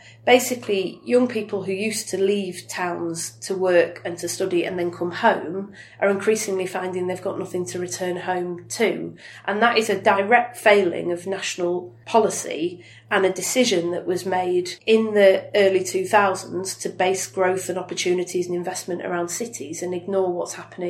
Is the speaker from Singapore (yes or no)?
no; Wigan, North West England, United Kingdom; Actually, in Wigan, we've got a history, an industrial history that predates the coal mines